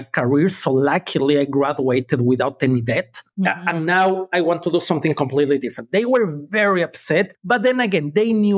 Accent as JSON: {"language": "English", "country": "Ecuador", "tie": "born or raised there", "moved": "yes", "lives_now": "Los Angeles, United States", "said": "I was born and raised in Ecuador. That explains the accent."}